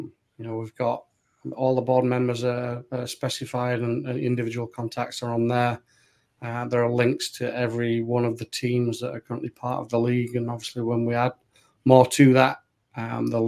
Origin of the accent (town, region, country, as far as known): United Kingdom; now in United States